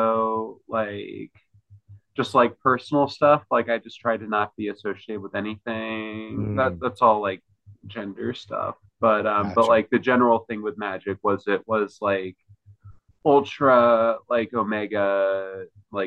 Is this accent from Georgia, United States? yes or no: no; Ridgefield, Connecticut, United States; moved away; I grew up in Ridgefield, Connecticut.